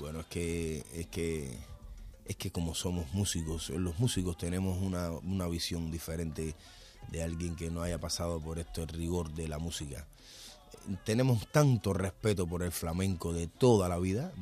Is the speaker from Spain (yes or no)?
no; Cuba; en mi país